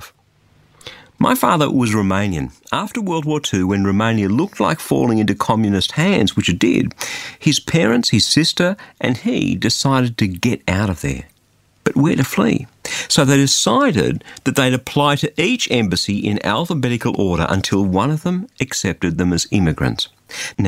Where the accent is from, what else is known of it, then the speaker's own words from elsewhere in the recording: Australia; that's why I'm an Australian